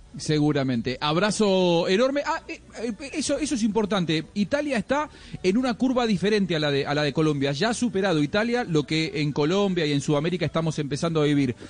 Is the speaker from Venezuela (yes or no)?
no; Argentina; como argentino